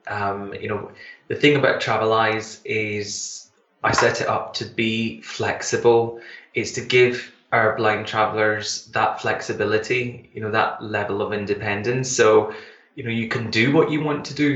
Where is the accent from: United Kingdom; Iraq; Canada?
United Kingdom; Glasgow, Scotland; I come from um, in Glasgow